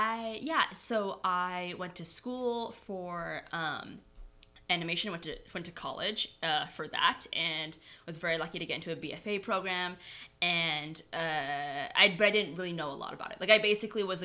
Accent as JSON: {"language": "English", "country": "United States", "tie": "born or raised there", "said": "I'm the first in my family born in the U.S. Both my parents are immigrants"}